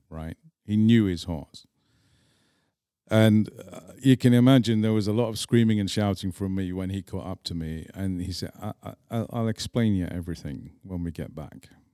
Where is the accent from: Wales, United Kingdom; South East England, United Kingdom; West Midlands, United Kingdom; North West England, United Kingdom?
North West England, United Kingdom; Manchester; accent: English; moved away as an adult; also born or lived in Scotland / Prague, Czech Republic; now in Czech Republic; even though I grew up in England